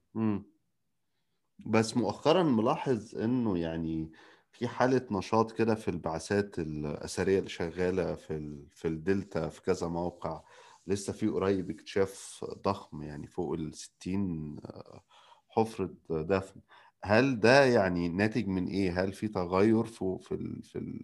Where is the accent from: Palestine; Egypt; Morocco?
Egypt; Nile Delta; كدلتاوي اصيل